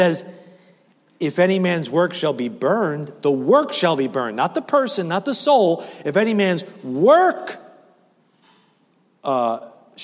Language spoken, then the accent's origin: English; New York City, New York, United States; I grew up over there in Staten Island, Eltingville, Great Kills area